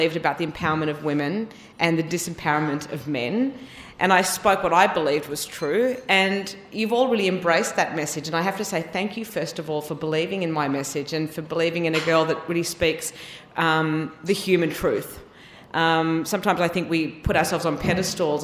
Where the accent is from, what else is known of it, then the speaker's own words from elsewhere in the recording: Tasmania, Australia; now in Melbourne, Australia; growing up in Tasmania